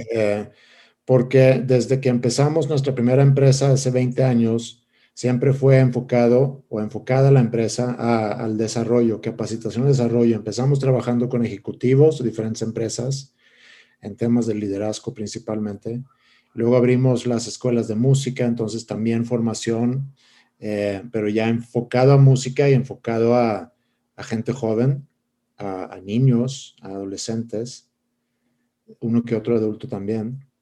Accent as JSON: {"language": "Spanish", "town": "Stockholm", "region": "Stockholm County", "country": "Sweden", "tie": "born or raised there", "second_language": "Spanish", "moved": "as an adult", "lives_now": "Monterrey, Mexico", "said": "yo, crecí, nací en Estocolmo, Suecia, y crecí eh, en esa ciudad."}